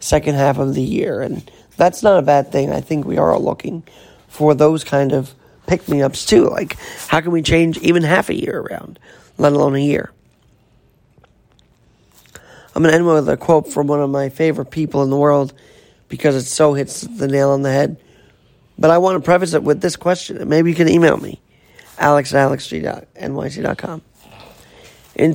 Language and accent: English; New York City, New York, United States; the streets of New York City, my hometown city